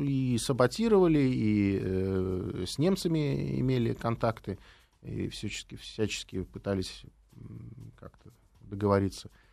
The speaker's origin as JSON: {"language": "Russian", "town": "Riga", "country": "Latvia", "tie": "born or raised there", "moved": "yes", "lives_now": "Moscow, Russia", "said": "При том, что Рига мой родной город, я родился в Риге"}